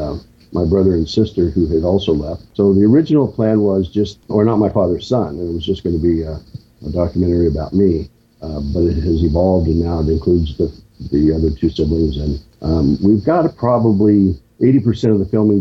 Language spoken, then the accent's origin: English; half an hour from Lawrence, Kansas, United States; Lawrence, Kansas, just a half hour from my hometown